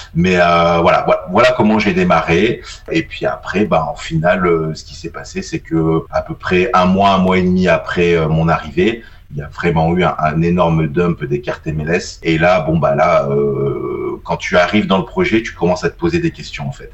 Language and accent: French; Isère, Auvergne-Rhône-Alpes, France; je suis originaire donc de l'Isère, donc en gros j'habite entre Grenoble et Valence